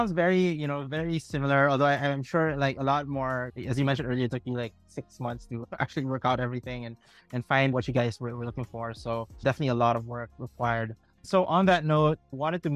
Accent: Philippines; As a Filipino

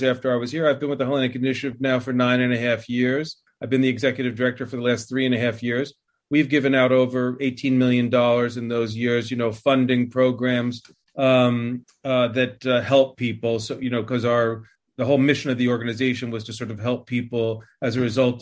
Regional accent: East Patchogue, New York, United States; also born or lived in Brookhaven; I grew up in New York, a little town out on Long Island. I was born in Brookhaven and grew up in a little town called East Patchogue

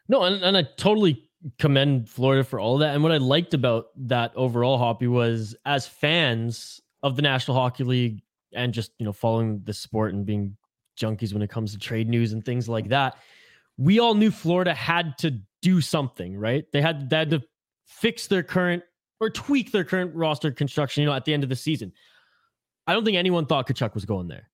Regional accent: British Columbia, Canada; I'm from British Columbia.

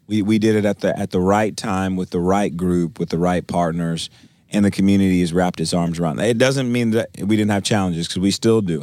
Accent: Milwaukee, Wisconsin, United States; now in Tulsa, United States; I, I'm originally from Milwaukee, Wisconsin.

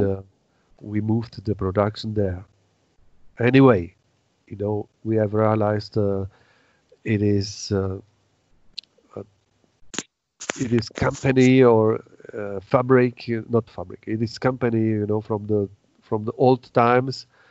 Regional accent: Czechia; English is a second language

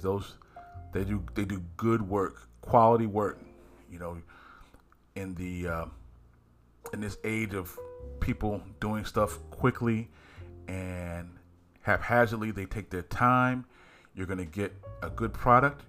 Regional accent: Philadelphia, Pennsylvania, United States; I'm from Philly

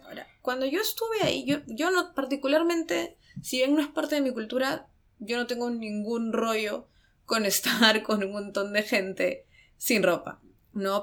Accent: Peru; now in Japan; los dos somos peruanos

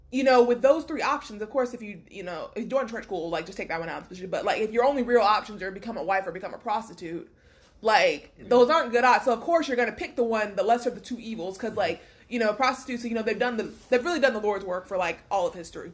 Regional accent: Florida, United States; I'm from Bumfuck, Florida

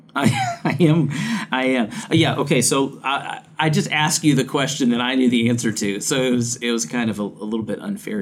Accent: Louisiana, United States; growing up in the South. We didn't have a whole lot of places to go snowboarding in Louisiana

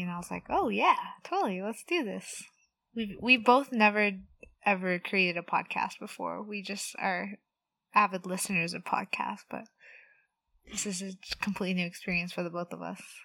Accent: Los Angeles, California, United States; also born or lived in Orange County / Pomona; I was born and raised in the San Fernando Valley, not too far from where I'm working now

